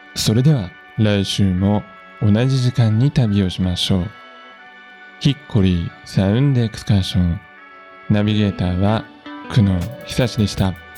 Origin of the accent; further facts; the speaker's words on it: Nagoya, Aichi, Japan; now in Nagano, Japan; 僕はね、あの、出身が名古屋なので